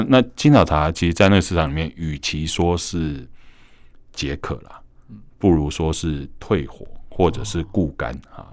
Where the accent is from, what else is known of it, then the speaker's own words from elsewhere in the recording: Keelung, Keelung City, Taiwan; 我们基隆人讲的麻羹